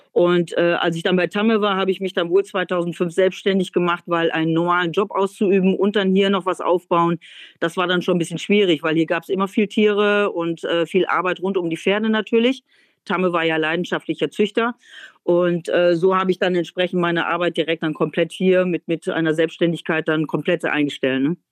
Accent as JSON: {"language": "German", "region": "North Rhine-Westphalia", "country": "Germany", "also_born_or_lived": "Netherlands", "moved": "as an adult", "lives_now": "East Frisia, Germany", "said": "Ich komme ja nun vom Niederrhein"}